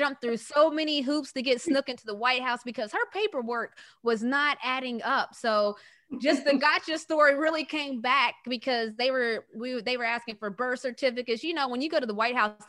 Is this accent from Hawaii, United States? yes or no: no; West Virginia, United States; I was born and raised in West Virginia